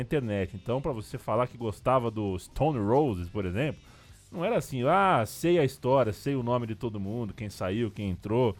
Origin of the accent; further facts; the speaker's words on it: São Paulo, Brazil; Nós estamos em São Paulo, né? Nós somos paulistas.